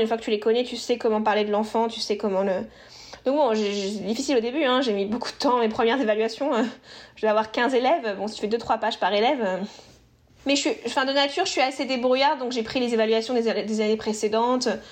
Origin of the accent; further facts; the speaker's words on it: Normandy, France; moved away as an adult; now in Boston, United States; je suis franco-italienne. Je viens de Normandie, dans le nord de la France